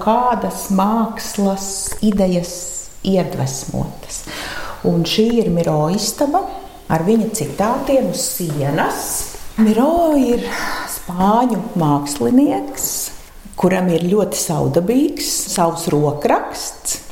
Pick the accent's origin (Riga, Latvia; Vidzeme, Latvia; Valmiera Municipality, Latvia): Riga, Latvia; moved away as an adult; now in Salaspils, Latvia; Esmu dzimusi rīdziniece ar vienu kāju ķēngaragā